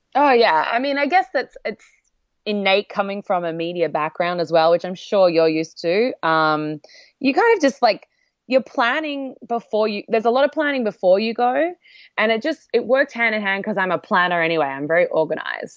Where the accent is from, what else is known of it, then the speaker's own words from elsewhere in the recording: Australia; moved away as an adult; now in New York, United States; I obviously grew up in Australia